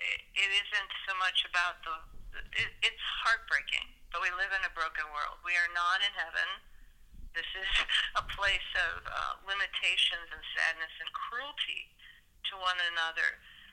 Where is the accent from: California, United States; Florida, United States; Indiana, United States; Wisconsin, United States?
Indiana, United States; also born or lived in Pacific Northwest / Texas / New Jersey / Illinois; So I was born in the Pacific Northwest. I lived in Texas for a period of time. Then I lived in Northeast New Jersey, and then moved to Illinois in the late 60s and spent formative educational years in Indiana